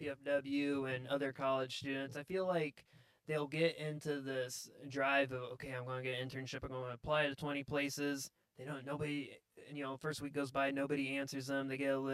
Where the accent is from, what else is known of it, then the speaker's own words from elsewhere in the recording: Roanoke, Indiana, United States; I grew up in Roanoke, Indiana my whole life.